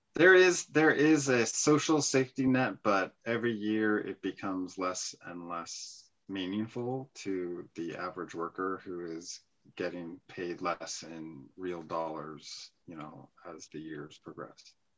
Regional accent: San Francisco, California, United States; moved away; I was actually born in San Francisco

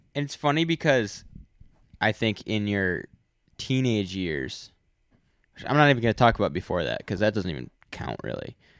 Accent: United States; I'm an American

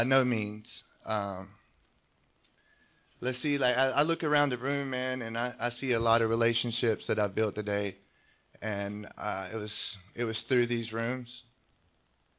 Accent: North Carolina, United States; now in California, United States; I grew up in the South, in North Carolina. Grew up in a trailer park.

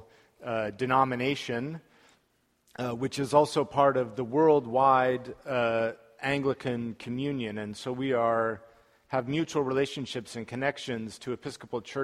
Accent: Salt Lake City, Utah, United States; my hometown of Salt Lake City, Utah

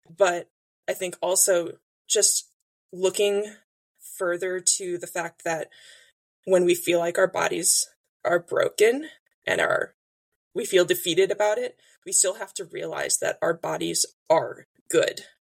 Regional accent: Illinois, United States; moved away as an adult; now in Indiana, United States; I grew up in Illinois, live in Indiana now, moved here for my job about five years ago

